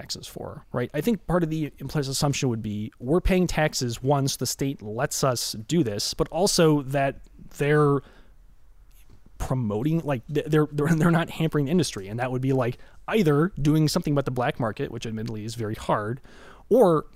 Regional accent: Chicago, Illinois, United States; I'm from Chicago

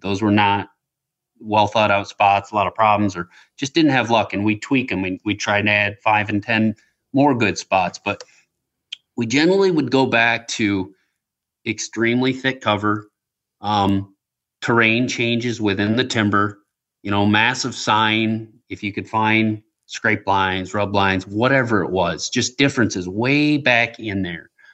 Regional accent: West Michigan, United States; also born or lived in Traverse City, Michigan; Where I grew up in West Michigan

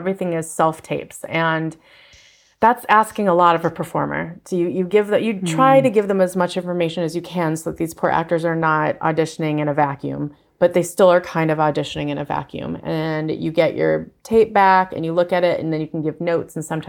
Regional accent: Fargo, North Dakota, United States; And I'm from Fargo and I had the accent.

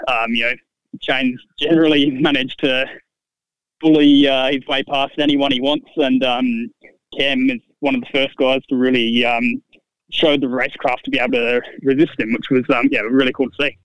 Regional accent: Gold Coast, Queensland, Australia; my hometown on the Gold Coast

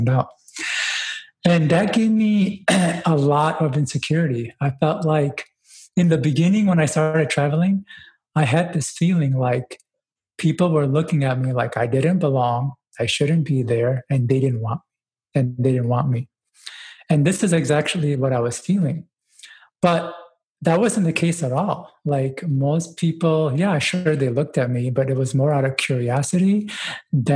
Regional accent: United States; also born or lived in Dubai, UAE / Pakistan; growing up in the States

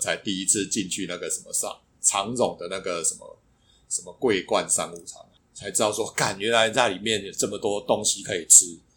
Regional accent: Taiwan; 我们是台湾来的

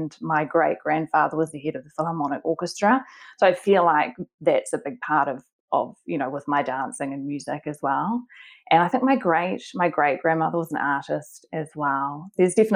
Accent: Auckland, New Zealand; I grew up in Auckland in New Zealand.

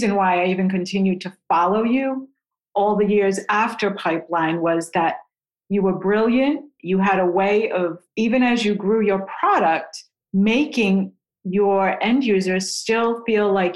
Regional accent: Rhode Island, United States; moved away as an adult; now in Sarasota, United States; I grew up in Rhode Island

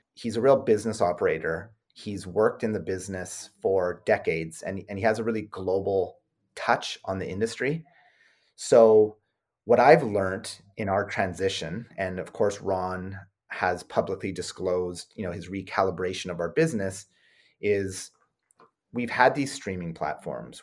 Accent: Canada; we're Canadian

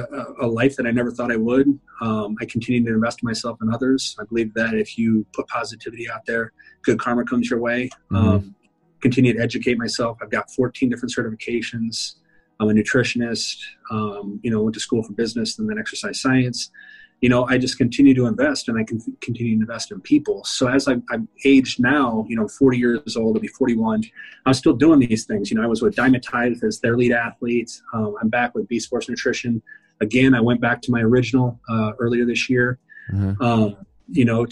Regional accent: South Dakota, United States; I was from South Dakota

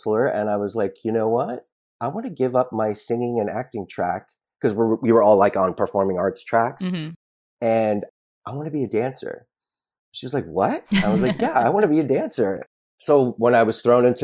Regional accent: Los Angeles, California, United States; I'm born and raised in Los Angeles

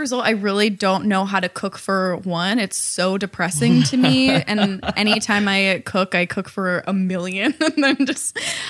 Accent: Ohio, United States; moved away; I'm from Ohio, so mall culture is just such a big part of my identity.

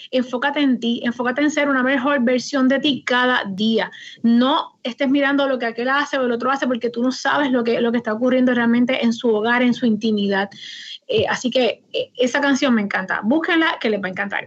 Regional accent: Aguada, Puerto Rico; now in Moca, Puerto Rico; Yo soy original de Aguada

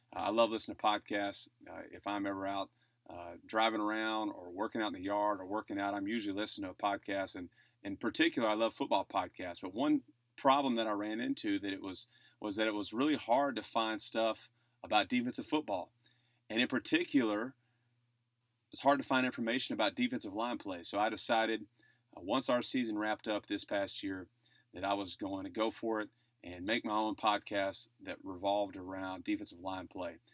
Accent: Texas, United States; also born or lived in Oxford, Mississippi; I'm from Texas.

